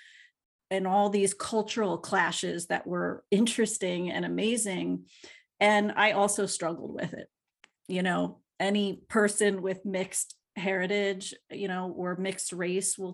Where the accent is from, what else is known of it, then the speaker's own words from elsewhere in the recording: Philadelphia, Pennsylvania, United States; they raised us in Philly.